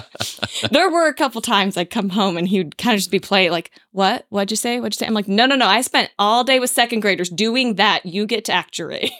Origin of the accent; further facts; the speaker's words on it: Walla Walla, Washington, United States; moved away as an adult; also born or lived in Pullman, Washington; I grew up in Walla Walla, was in Pullman, got married day after that, moved across the state